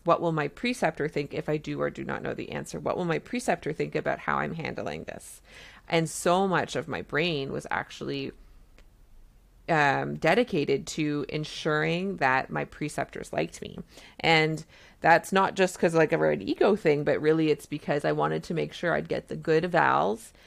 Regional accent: Canada; I'm a Canadian family physician

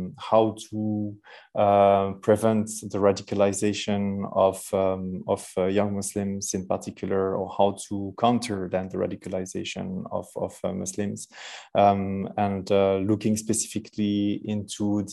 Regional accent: Verviers, Wallonia, Belgium; accent: heavy French accent; English is a second language; also born or lived in Brussels; I was born in Belgium. I'm Belgium, still living in Belgium. I'm between my home city, which is Verviers in east of Belgium

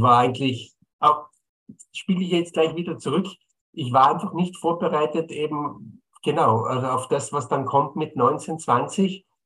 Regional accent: Bolzano, Trentino-Alto Adige, Italy; moved away as an adult; now in Vienna, Austria; Ich bin gebürtiger Bozener.

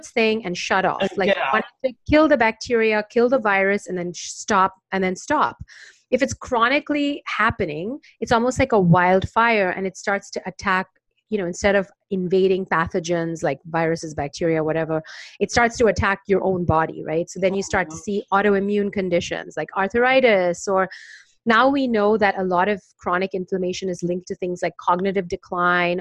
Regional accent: India; now in Brooklyn, United States; growing up in India

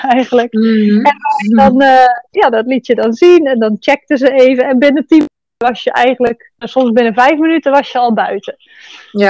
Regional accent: Netherlands; moved away as an adult; now in Bali, Indonesia; geboren in Nederland

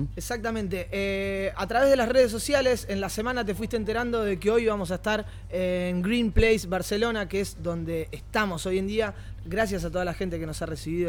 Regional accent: Argentina; esa cultura que tenemos nosotros, por lo menos como argentinos

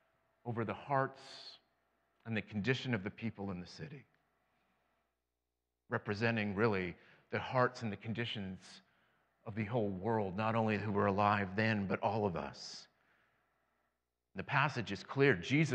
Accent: Western Canada, Canada; now in Central Canada; I did something far more scary. I came from Western Canada to Central Canada. That's way worse.

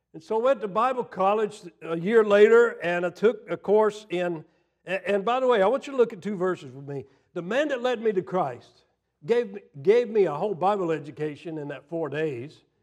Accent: Florida, United States; moved away; also born or lived in Tennessee; I grew up in Florida, and I grew up in the South, was educated in the South, in Tennessee

